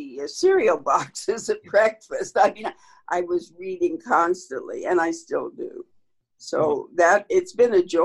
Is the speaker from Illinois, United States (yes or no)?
yes; Southern Illinois, United States; Southern Illinois, which is about as far from Chicago as you can get in every respect. Yes. But I was born in Illinois